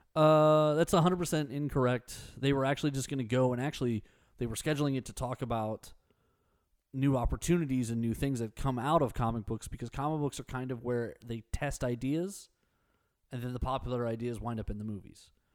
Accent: Texas, United States; I'm very Texan.

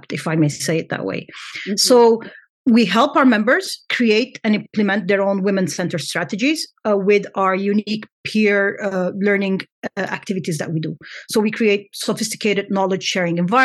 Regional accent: Lebanon; I come from Lebanon

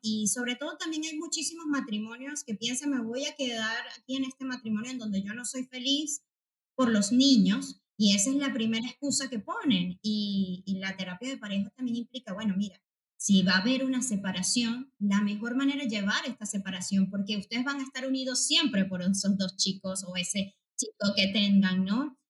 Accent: Venezuela; moved away as an adult; now in Spain; soy psicóloga venezolana. Este, aquí un poco acogida por eh, el país español

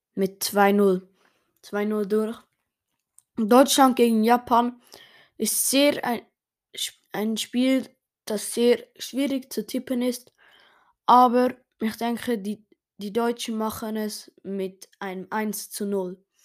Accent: Switzerland; Ich als Schweizer

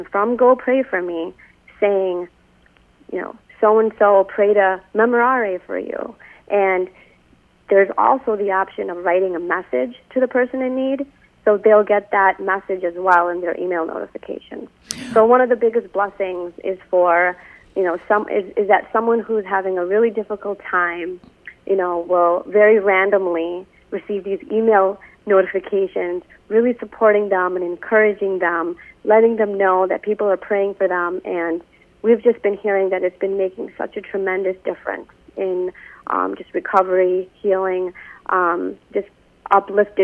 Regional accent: Chicago, Illinois, United States; I grew up here in the Chicagoland area

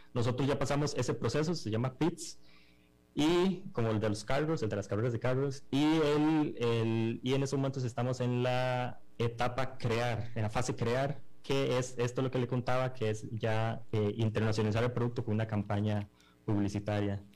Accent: Costa Rica; nosotros somos unos emprendedores costarricenses que desarrollamos esta aplicación completamente en Costa Rica

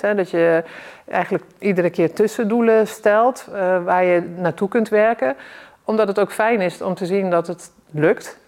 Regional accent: South Limburg, Netherlands; also born or lived in North Holland; als jong kind eh, ben ik verhuisd van Noord-Holland naar, naar Zuid-Limburg.

